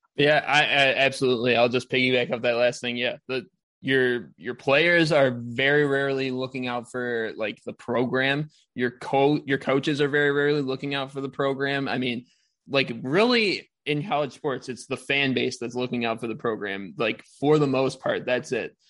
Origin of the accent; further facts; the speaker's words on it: Big Ten country, Midwest, United States; I grew up in Big Ten country